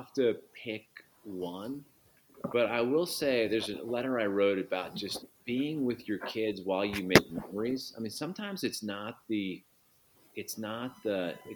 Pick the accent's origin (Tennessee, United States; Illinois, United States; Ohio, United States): Illinois, United States; Chicago; as a Chicagoan